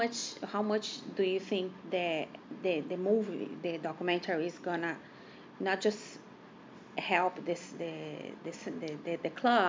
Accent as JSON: {"language": "English", "country": "Brazil", "moved": "as an adult", "lives_now": "Los Angeles, United States", "said": "I'm from Brazil."}